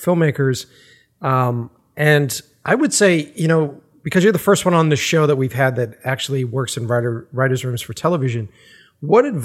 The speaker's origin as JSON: {"language": "English", "town": "Boston", "region": "Massachusetts", "country": "United States", "moved": "yes", "said": "I'm originally from the East Coast. So I'm from Boston originally"}